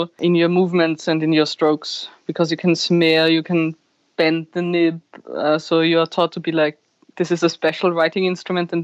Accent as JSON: {"language": "English", "country": "Austria", "also_born_or_lived": "Linz", "said": "I'm from Austria"}